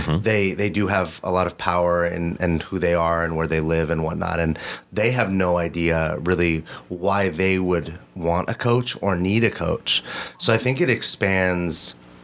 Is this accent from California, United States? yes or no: yes; Los Angeles, California, United States; We have a huge similar community from growing up in Los Angeles in the same area together, going to school together.